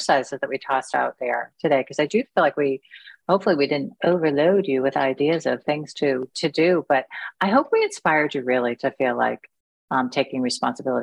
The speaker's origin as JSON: {"language": "English", "country": "United States", "said": "I'm just an American"}